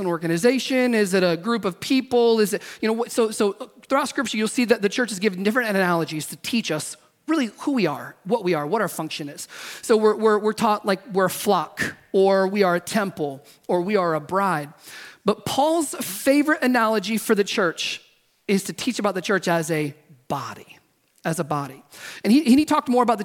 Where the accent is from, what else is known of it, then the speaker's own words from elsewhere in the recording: the South, United States; now in California, United States; I grew up in the South